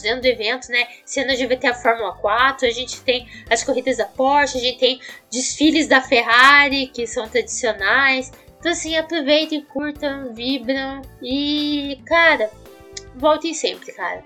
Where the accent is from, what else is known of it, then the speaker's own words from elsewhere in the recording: Curitiba, Paraná, Brazil; eu sou de Curitiba, não sou de São Paulo